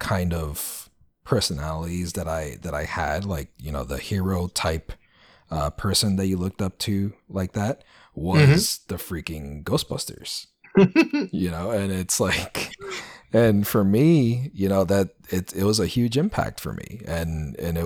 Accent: New York City, New York, United States; I grew up in the Bronx

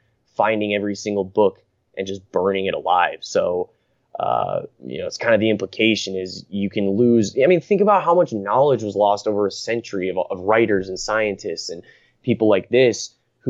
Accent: United States; growing up in America

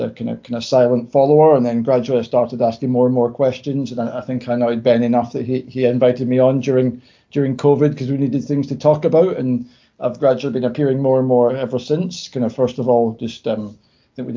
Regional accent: Prestwick, Scotland, United Kingdom; moved away as an adult; now in Japan; As you might be able to tell from my accent, I'm from Scotland. I'm from a small town called Prestwick, which is maybe about an hour south of Glasgow by train.

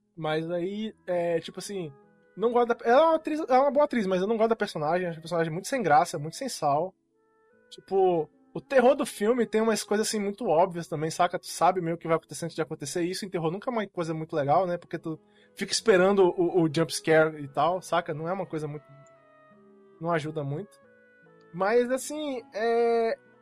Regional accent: Formiga, Minas Gerais, Brazil; moved away; quando eu era moleque, eu morava em Minas Gerais, estava uma cidadezinha lá do interior chamada Formiga.

